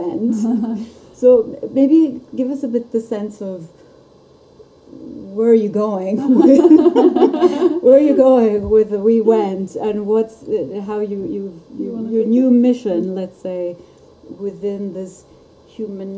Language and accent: English; Italy; I come from Italy. We say arrivederci